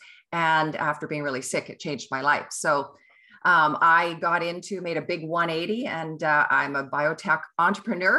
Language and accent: English; Kelowna, British Columbia, Canada; also born or lived in Ottawa / New Zealand / England; now in Vancouver, Canada; I am a Kelowna girl. That's where I grew up and lived in Ottawa, New Zealand, England, around the world